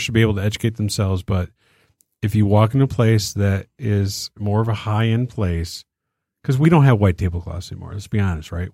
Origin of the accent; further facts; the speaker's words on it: Detroit, Michigan, United States; we're from Detroit